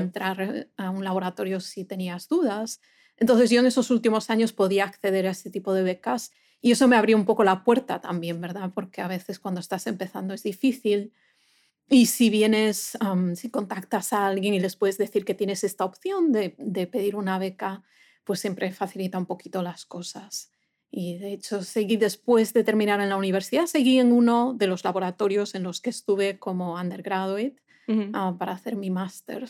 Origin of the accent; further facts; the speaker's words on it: A Coruña, Galicia, Spain; moved away as an adult; now in United States; yo soy de, una ciudad en España, del noroeste de España, que se llama La Coruña. Entonces yo eh, fui a la universidad en la misma ciudad, en mi ciudad natal